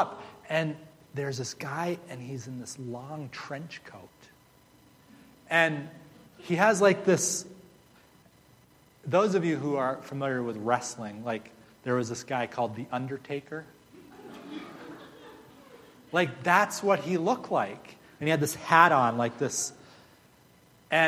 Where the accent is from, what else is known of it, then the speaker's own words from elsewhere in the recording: United States; I'm from the U.S.